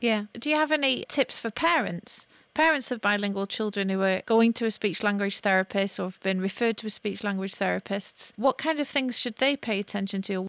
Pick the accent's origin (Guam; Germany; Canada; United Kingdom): United Kingdom; moved away; I'm British, but I've lived long enough outside